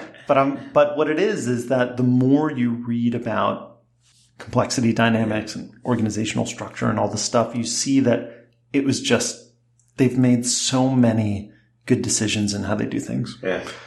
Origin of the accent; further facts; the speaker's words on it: New Jersey, United States; when I was 16, growing up in New Jersey